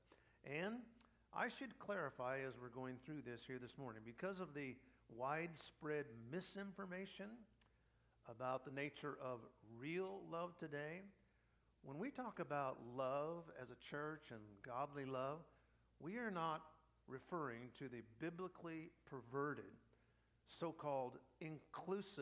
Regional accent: United States; I'm a pastor from America, preaching here

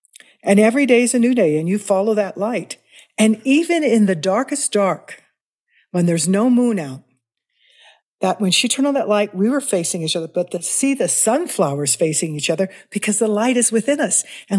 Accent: Kansas City, Missouri, United States; Well, I grew up in Missouri, in Kansas City.

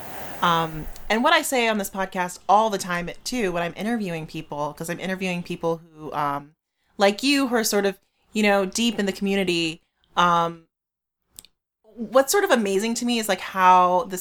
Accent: United States

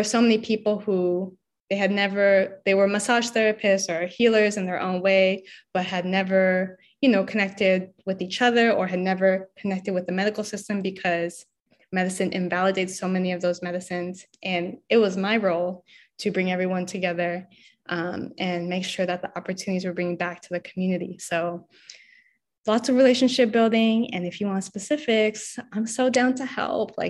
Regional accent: Los Angeles, California, United States; moved away as an adult; now in San Francisco Bay Area, United States; I'm not from the Bay, I'm from LA. And when I came to the Bay

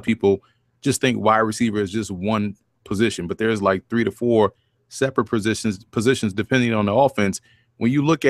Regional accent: New Orleans, Louisiana, United States; I grew up in New Orleans. I was on the East Bank, Ninth Ward.

